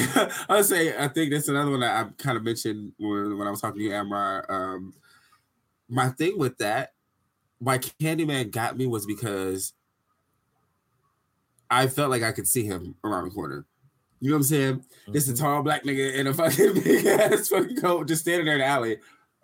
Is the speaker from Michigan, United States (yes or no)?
yes; Detroit, Michigan, United States; now in Arizona, United States; so coming from Detroit to Arizona, it was such a fucking culture shock. So it was like literally the year I moved out here